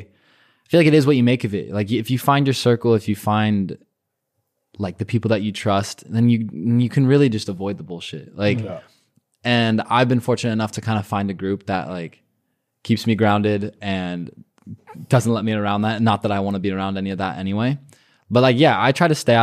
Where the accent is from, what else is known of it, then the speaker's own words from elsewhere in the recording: Arizona, United States; now in Los Angeles, United States; friends that I grew up with in Arizona